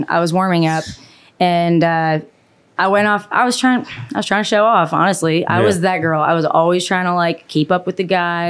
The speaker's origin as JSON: {"language": "English", "country": "Canada", "tie": "born or raised there", "said": "no, honestly, you know what? I love where I grew up."}